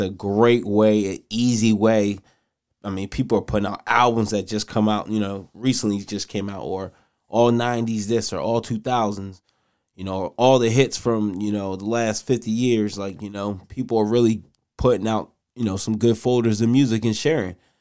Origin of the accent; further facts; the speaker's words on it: Nigeria; I'm Nigerian.